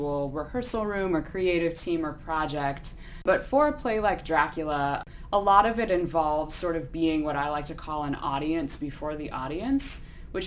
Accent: Boulder, Colorado, United States; moved away as an adult; also born or lived in Connecticut; now in Louisville, United States; I grew up in Boulder, Colorado

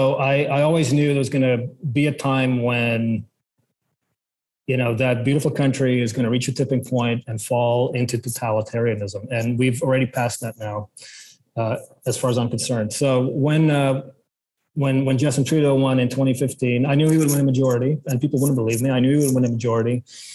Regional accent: South Africa; born there; also born or lived in Belgium / Ontario / British Columbia; You know, I was born in South Africa, lived in Belgium, then moved to Ontario, then moved to BC, and then now it's a new country, right?

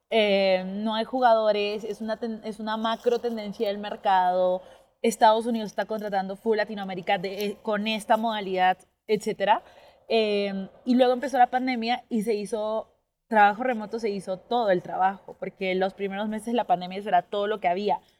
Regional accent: Colombia; born there; Sí, sí, yo nací en Colombia.

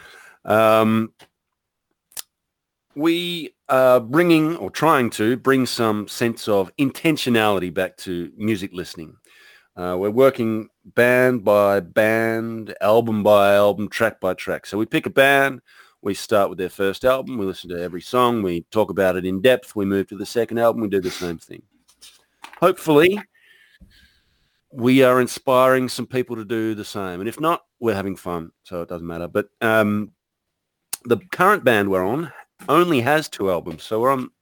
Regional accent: Victoria, Australia; my home state of Victoria, is now in complete lockdown. I'm in regional Victoria

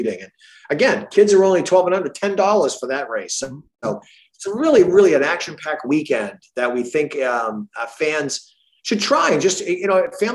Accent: Marlborough, Massachusetts, United States; I grew up in Massachusetts. I'm a Central Mass kid, Marlboro.

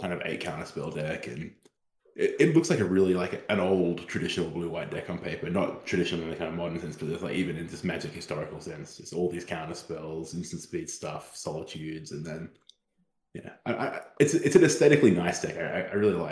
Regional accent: Perth, Western Australia, Australia; my hometown, Perth, West Australia

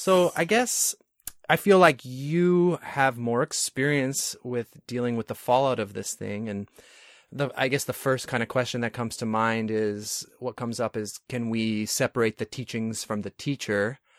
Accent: New York, United States; now in California, United States; I'm from New York originally

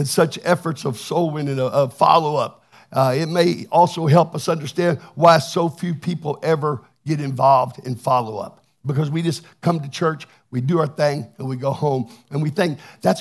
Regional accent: Texas, United States; I'm from Texas

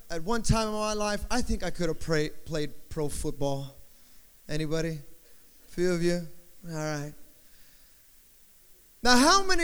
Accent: Rancho Cucamonga, California, United States; I'm from Southern California.

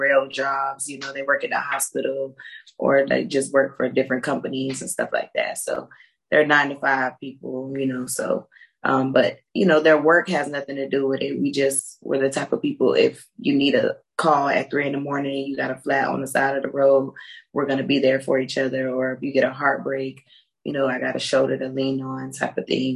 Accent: Tampa, Florida, United States; I grew up in Tampa, Florida

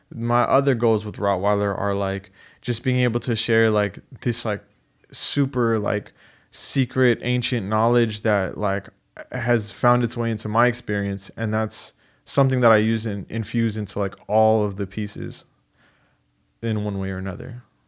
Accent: San Diego, California, United States; I was born in San Diego

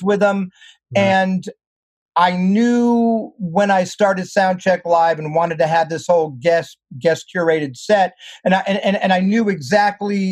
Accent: Schenectady, New York, United States; moved away as an adult; also born or lived in Boston; now in Los Angeles, United States; I was raised in New York, and then I left there to go to Berkeley

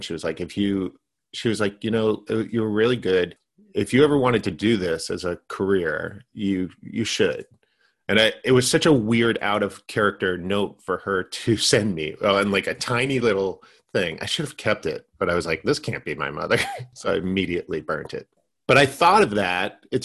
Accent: Maine, United States; also born or lived in Massachusetts; now in Los Angeles, United States; I'm from Maine

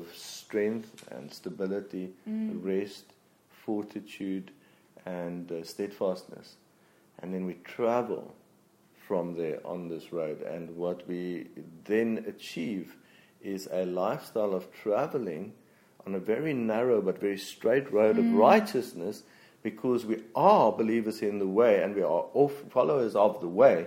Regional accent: Free State, South Africa; I come from the Free State. Nah. Flat

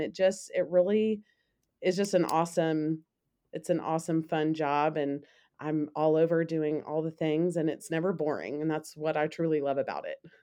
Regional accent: Memphis, Tennessee, United States; I am from Memphis. I am actually a product of the Catholic schools here in Memphis

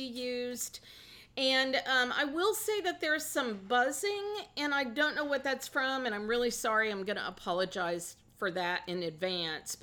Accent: the Ozarks, United States; We are two sisters from the Ozarks

